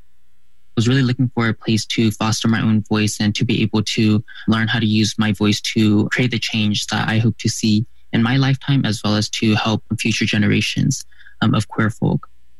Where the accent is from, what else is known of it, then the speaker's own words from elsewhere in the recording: Fresno, California, United States; I'm 18 years old, born and raised in Fresno, California